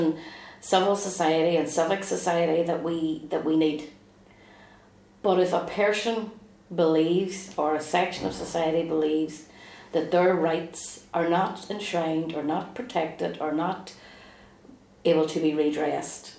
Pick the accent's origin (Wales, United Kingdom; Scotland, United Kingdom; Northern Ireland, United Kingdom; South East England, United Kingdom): Northern Ireland, United Kingdom; Derry; as a Republican growing up in the Bogside